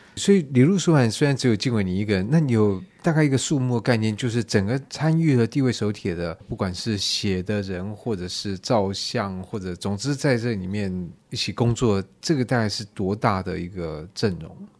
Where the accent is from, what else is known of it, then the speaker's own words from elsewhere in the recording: Taiwan; 我们台湾人的优点之一就很会模仿嘛